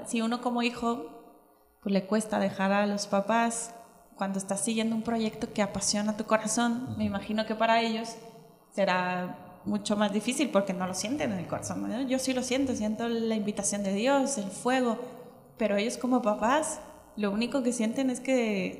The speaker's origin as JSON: {"language": "Spanish", "region": "Michoacán", "country": "Mexico", "also_born_or_lived": "Mexico City", "moved": "as an adult", "said": "no me fui a Michoacán, de donde yo soy"}